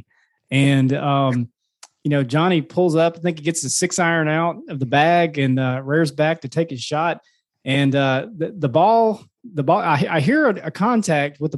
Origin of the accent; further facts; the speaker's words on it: Madison, Mississippi, United States; we're from Madison